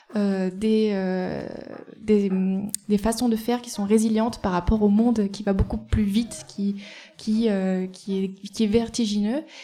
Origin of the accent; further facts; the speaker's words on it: Eyrieux valley, Ardèche, Auvergne-Rhône-Alpes, France; also born or lived in Nantes; je viens de la vallée de l'Airieux.